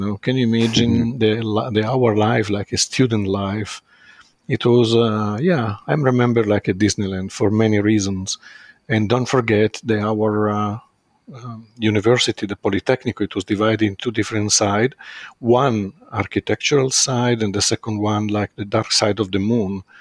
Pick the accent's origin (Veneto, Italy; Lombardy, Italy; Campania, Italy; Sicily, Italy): Lombardy, Italy; Brianza, outside Milan; English is a second language; I grew up before in Milano and before the primary school. I moved out of Milano because my family, they decide to live outside of Milano